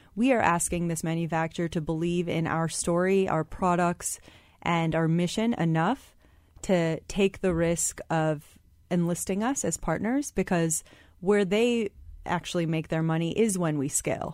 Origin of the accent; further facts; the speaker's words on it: Michigan, United States; I was born and raised in Michigan, but my parents are immigrants from India